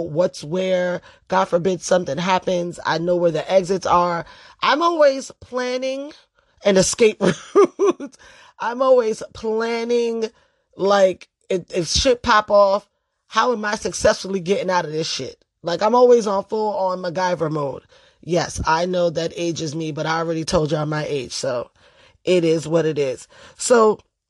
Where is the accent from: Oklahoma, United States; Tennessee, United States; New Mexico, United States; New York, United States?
New York, United States; New York City; I grew up in the Bronx during the crack era.